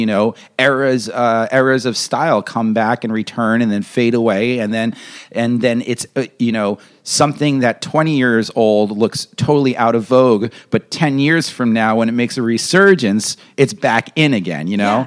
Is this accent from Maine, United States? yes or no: no; New York, United States; I'm a New Yorker